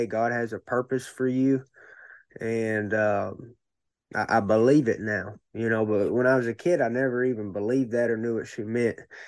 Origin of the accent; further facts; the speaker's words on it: Cabot, Arkansas, United States; I grew up in Cabot, and I started going to Searcy because my MMA gym moved to Searcy